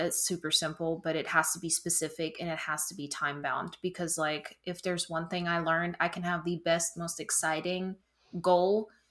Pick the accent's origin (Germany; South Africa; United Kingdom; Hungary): Germany; moved away as an adult; now in South Carolina, United States; I'm originally from Germany. I moved in twenty seventeen, so it's been six years in the upstate of South Carolina